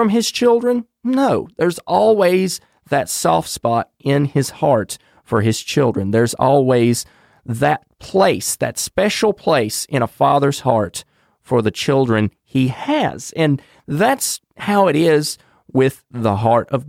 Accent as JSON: {"language": "English", "region": "North Carolina", "country": "United States", "tie": "born or raised there", "said": "my home state of North Carolina."}